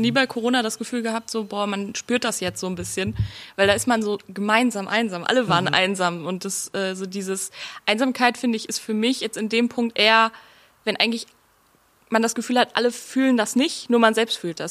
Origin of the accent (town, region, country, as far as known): Oberhausen, North Rhine-Westphalia, Germany; born or raised there; moved away as an adult; also born or lived in Duisburg; now in Berlin, Germany